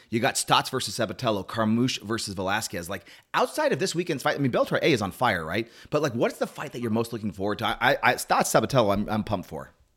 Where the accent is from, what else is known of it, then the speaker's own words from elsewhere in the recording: Whittier, California, United States; I am from Whittier, California